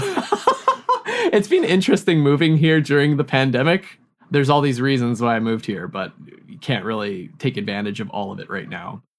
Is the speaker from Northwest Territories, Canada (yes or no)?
yes; Yellowknife, Northwest Territories, Canada; now in Montreal, Canada; I grew up in Yellowknife, which is a city that is basically as far north as you can get in North America